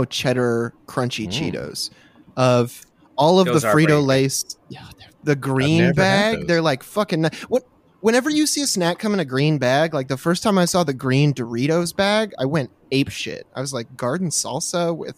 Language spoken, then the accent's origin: English; Midwest, United States; I'm from the Midwest